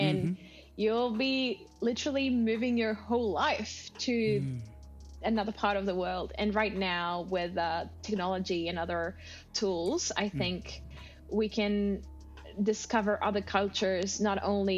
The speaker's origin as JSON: {"language": "English", "country": "Mexico", "second_language": "English", "moved": "as an adult", "lives_now": "Australia", "said": "that Mexican part makes a little part of me"}